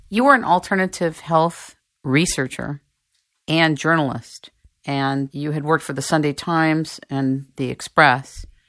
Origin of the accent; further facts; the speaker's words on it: United States; I'm from America